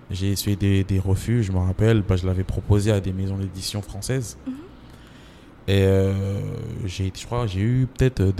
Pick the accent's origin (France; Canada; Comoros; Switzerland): Comoros; Mbambao, Anjouan; C'est euh, moi, je suis de Mbambao.